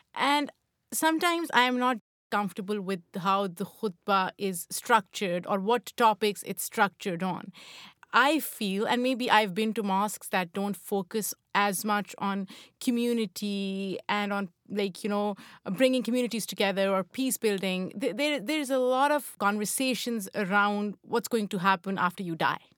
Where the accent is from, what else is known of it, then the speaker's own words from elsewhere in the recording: Pakistan; now in United States; growing up in Pakistan, I never went to a mosque